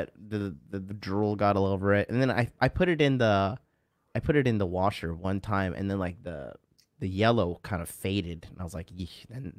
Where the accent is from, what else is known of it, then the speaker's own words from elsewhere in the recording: Florida, United States; I'm new to this whole winter coat thing, because I'm from Florida.